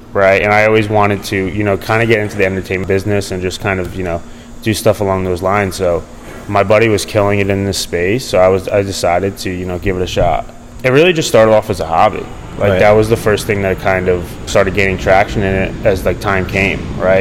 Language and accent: English; United States; now in California, United States; I'm originally from New York, New Jersey